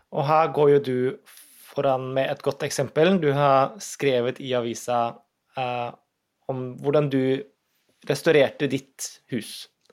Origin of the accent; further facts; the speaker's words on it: Berlin, Germany; now in Norway; Jeg er jo født og oppvokst i Tyskland, i Berlin.